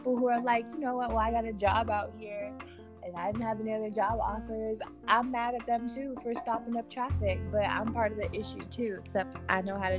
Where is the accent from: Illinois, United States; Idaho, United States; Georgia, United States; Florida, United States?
Florida, United States; You know, I love my home state, and I'm a proud Floridian to the day I die, no matter how crazy our state is.